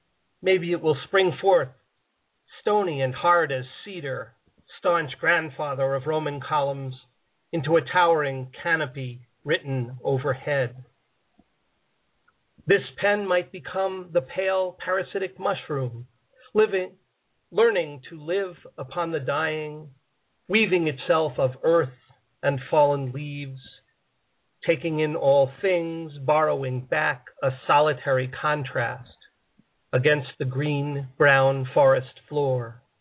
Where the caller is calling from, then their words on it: Harpersville, New York, United States; I am calling from Harpersville, New York.